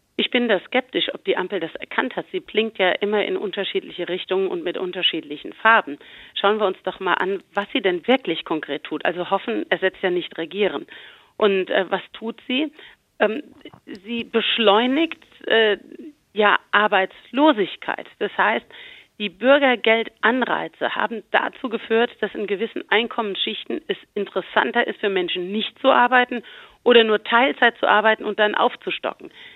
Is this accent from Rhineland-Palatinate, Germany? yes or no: yes; Rhineland-Palatinate, Germany; Bei uns in Rheinland-Pfalz